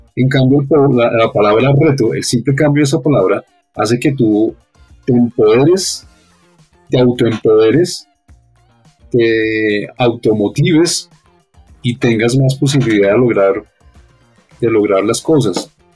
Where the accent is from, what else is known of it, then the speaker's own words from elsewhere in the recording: Bogotá, Colombia; toda mi vida he estado aquí en Bogotá, no he logrado todavía acostumbrarme al clima